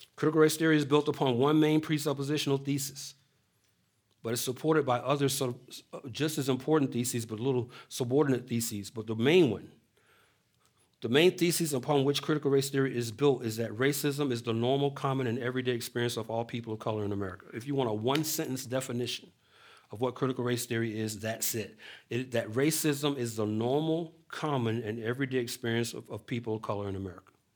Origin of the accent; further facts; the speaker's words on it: Atlanta, Georgia, United States; moved away as an adult; I was born and raised in Atlanta